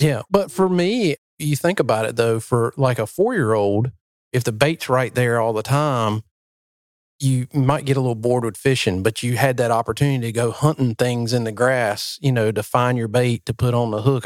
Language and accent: English; New Bern, North Carolina, United States; moved away; we're in my hometown, we're in Newburn, where you live, and this is where it all started for me